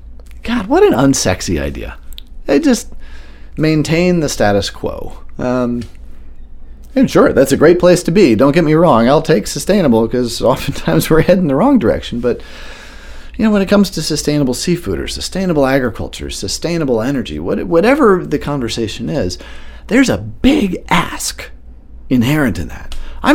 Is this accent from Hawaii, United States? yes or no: no; Washington, District of Columbia, United States; also born or lived in Marrakesh / Barcelona / Chicago / New York; now in Maine, United States; I grew up in the opposite of Maine, which was downtown Washington, D.C. during the height of the crack epidemic in Marion Barry's era